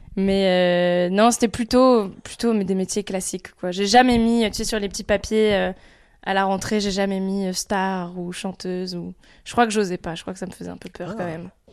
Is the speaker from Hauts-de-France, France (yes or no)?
yes; Picardy, Hauts-de-France, France; also born or lived in Lille; Moi, je suis né à Lille, mais j'ai vécu que les deux premières années de ma vie. Ensuite, mes parents ont déménagé ici en Picardie